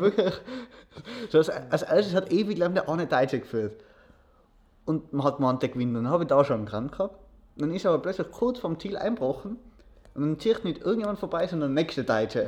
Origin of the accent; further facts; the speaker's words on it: Austria; ich bin froh darüber, dass ich in Österreich lebe, dass ich in Österreich aufgewachsen bin.